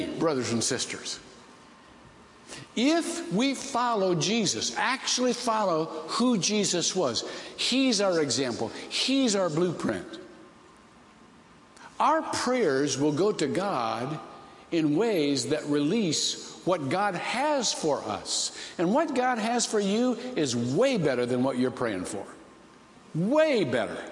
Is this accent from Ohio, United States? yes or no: yes; Ohio, United States; I was raised to be a big Bill Glass fan because I'm from Ohio